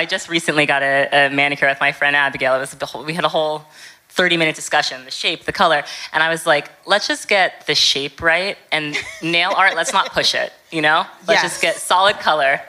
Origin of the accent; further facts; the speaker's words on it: New York City, New York, United States; moved away as an adult; also born or lived in London; now in Los Angeles, United States; I'm from New York, right? Like, I grew up in New York. Like, I was, you know, in New York since I can remember.